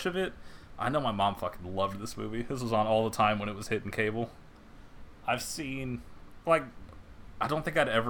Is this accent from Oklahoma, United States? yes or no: no; Minnesota, United States